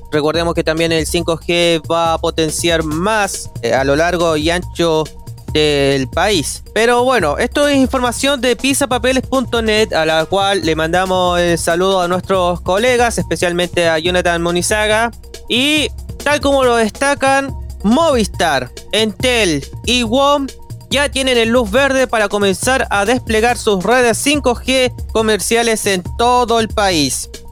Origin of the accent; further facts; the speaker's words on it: Chile; podemos reconocer como chilenos